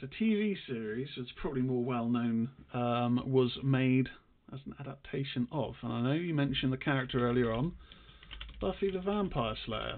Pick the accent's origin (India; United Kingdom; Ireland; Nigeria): United Kingdom; England; We're English